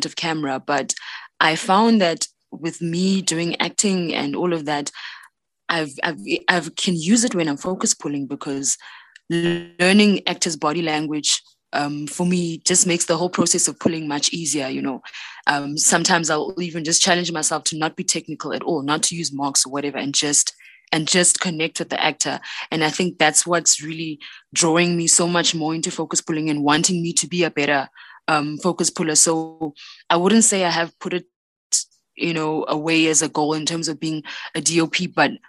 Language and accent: English; Port Elizabeth, Eastern Cape, South Africa; moved away as an adult; now in Johannesburg, South Africa; I am from South Africa. I was born in a small town along the coast called Port Elizabeth, and then I moved to Johannesburg to start my filmmaking journey